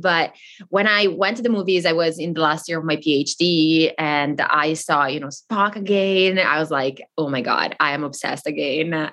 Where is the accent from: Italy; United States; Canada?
Italy; the very north of Italy, northern Italy; first language Italian; English is a second language; moved away as an adult; I grew up in Italy